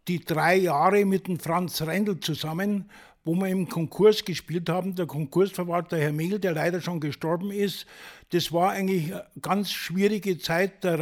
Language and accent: German; Reichersbeuern, Bavaria, Germany; Ich komme ja aus Reichersborn und Reichersborn ist ein kleiner Ort vor Bad Hölz.